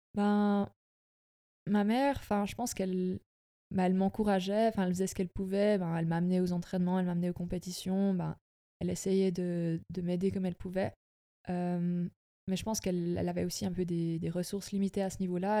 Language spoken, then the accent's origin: French; Sonceboz-Sombeval, Bernese Jura, Switzerland; also born or lived in Fribourg; je viens de la région du Jura bernois. j'ai grandi à sanspo val